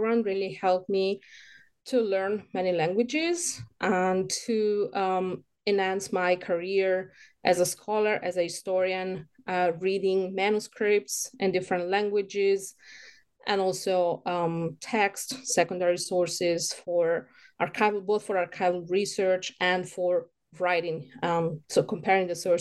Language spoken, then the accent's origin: English; near Rome, Lazio, Italy; moved away as an adult; also born or lived in Hamburg, Germany / Israel / Paris, France; I was born near Rome. Then I studied all my life in Italy until 25